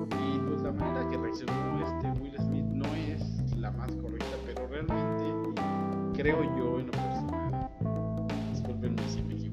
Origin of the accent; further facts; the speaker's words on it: Hidalgo, Mexico; Yo soy mexicano, digo, en un estado que se llama Hidalgo, de la República Mexicana.